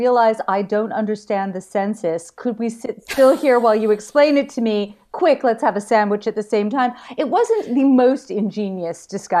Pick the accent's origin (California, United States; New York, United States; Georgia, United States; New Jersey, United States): New York, United States; You know, it's I come from New York